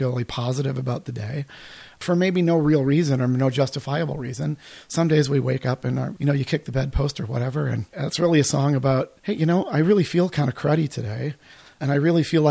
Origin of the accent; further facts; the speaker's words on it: Midwest, United States; moved away as an adult; also born or lived in Colorado; as a kid growing up in the Midwest